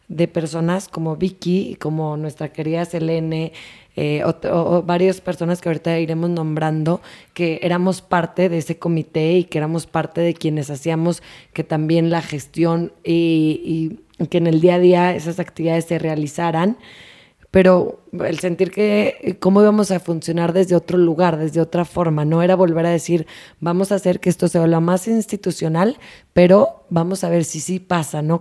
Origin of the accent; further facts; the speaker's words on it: Torreón, Coahuila, Mexico; moved away; also born or lived in Monterrey / Tulum; soy de Torreón.